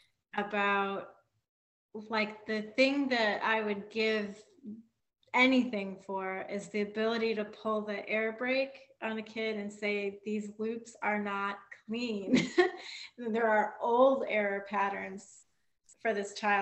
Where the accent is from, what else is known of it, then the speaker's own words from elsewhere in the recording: Flint, Michigan, United States; I grew up like in Flint, Michigan